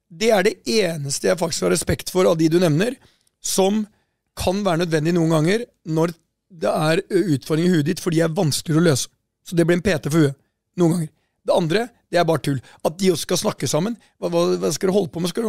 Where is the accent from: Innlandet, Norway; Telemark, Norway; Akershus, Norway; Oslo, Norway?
Telemark, Norway; Porsgrunn; moved away; Her sitter vi fra Porsgrunn